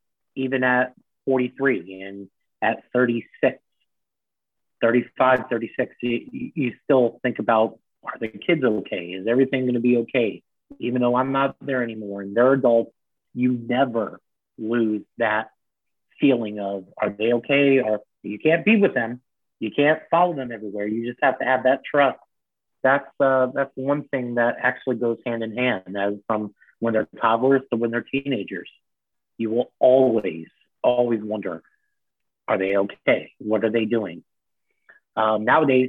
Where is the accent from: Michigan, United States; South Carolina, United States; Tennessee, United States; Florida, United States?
Florida, United States; Miramar; also born or lived in Miami, Florida; we grew up in Miami and lived there until 86 when we moved to a city called Miramar